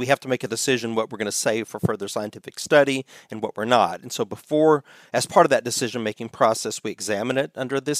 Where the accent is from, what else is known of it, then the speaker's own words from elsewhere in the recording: United States; as an American